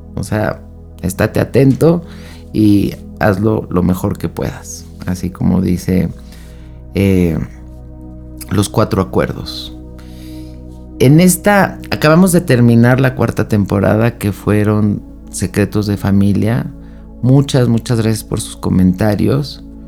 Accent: Mexico; México, que es de donde yo soy

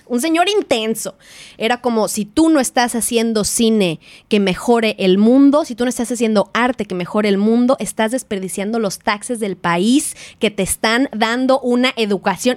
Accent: Mexico; now in New Zealand; Ni siquiera soy la primera mexicana que vino

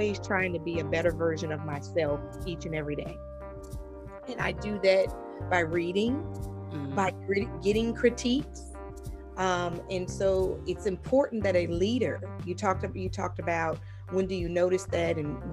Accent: the North, United States; moved away; also born or lived in the South; I grew up in the North. I moved to the South.

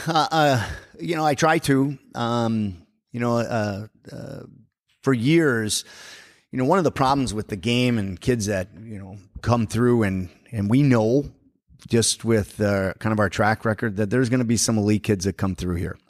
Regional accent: Forest Lake, Minnesota, United States; growing up in Forest Lake, we didn't have an ice arena when I was in high school

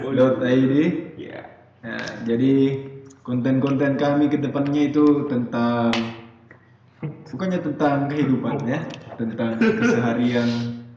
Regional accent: Pangkep, South Sulawesi, Indonesia; saya lahir di Sulawesi Selatan yeah. dan ciri khas dari daerah saya itu ya nama daerah saya kan Pangkep

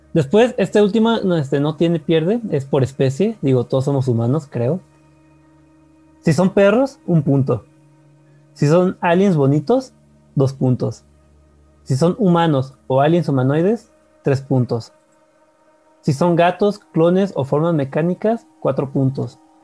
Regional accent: Mexico; somos mexicanos

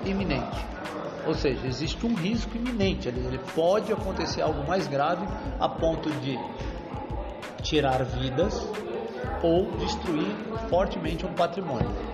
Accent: Santos, São Paulo, Brazil; Só nasci criado em Santos, moro lá até hoje

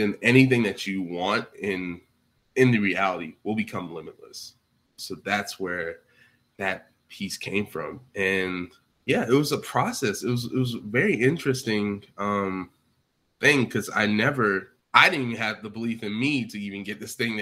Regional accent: Georgia, United States; I'm from Georgia.

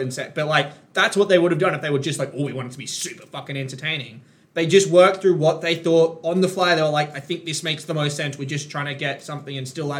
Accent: Queensland, Australia; me as a Queenslander

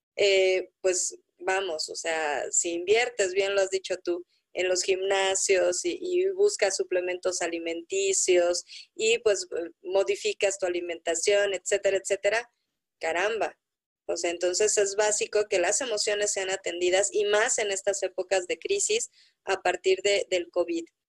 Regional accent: Mexico; como mexicanos

